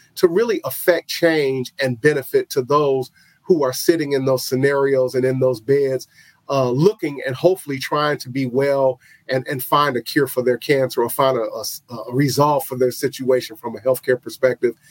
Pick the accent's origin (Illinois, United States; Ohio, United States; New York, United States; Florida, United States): Illinois, United States; Chicago; moved away; chicago which is my hometown